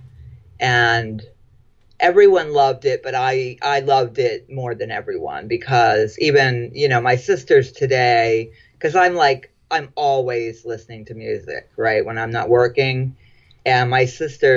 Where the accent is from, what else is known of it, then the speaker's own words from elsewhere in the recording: Florida, United States; I grew up mostly in Florida